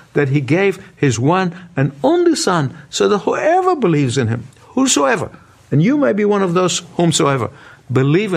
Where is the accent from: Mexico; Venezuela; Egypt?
Egypt; my hometown, the country of Egypt